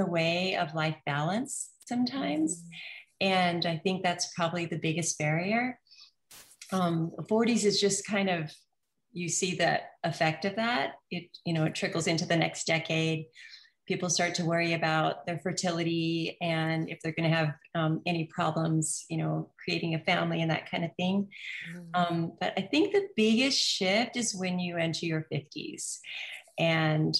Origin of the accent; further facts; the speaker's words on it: Hawaii, United States; also born or lived in New Zealand; we moved here when I was 3. So I grew up in Hawaii most of my life.